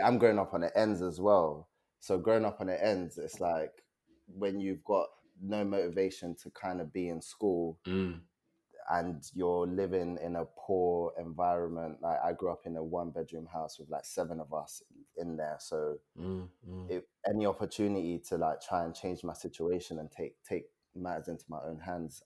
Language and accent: English; London, United Kingdom; also born or lived in Nigeria; I was born in Nigeria. Um, I came to this country when I was seven. I lived in Peckham, North Peckham Estate